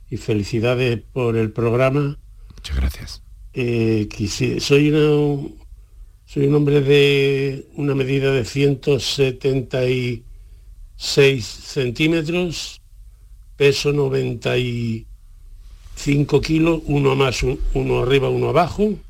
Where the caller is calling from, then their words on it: Málaga, Andalusia, Spain; Buenas tardes … de Málaga.